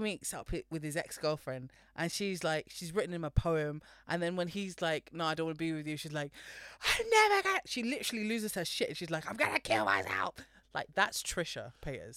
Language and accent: English; United Kingdom; being British in Britain right now